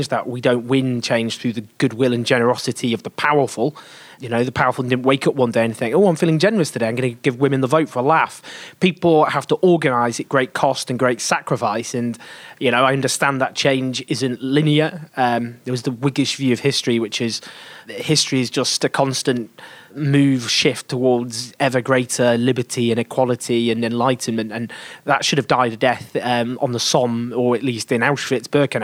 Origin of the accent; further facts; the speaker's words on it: England, United Kingdom; I'm English